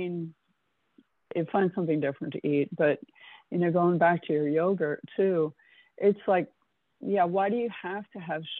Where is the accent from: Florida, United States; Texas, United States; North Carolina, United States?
Florida, United States; South; moved away; I grew up in South Florida.